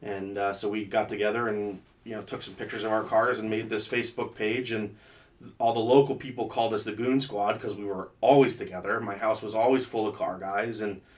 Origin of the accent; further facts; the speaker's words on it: State College, Pennsylvania, United States; also born or lived in Colorado / Atlanta / Florida; So I lived a majority of my life in State College, Pennsylvania.